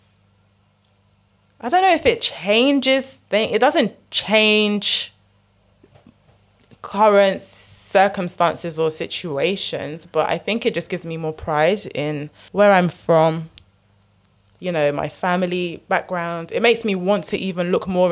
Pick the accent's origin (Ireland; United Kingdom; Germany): United Kingdom; being British, but having a Nigerian name